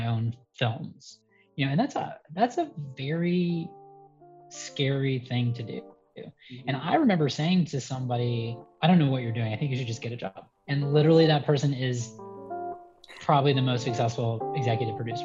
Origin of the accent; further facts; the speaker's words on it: Atlanta, Georgia, United States; moved away as an adult; also born or lived in Los Angeles / New York; I grew up in Atlanta, Georgia. I was born in Atlanta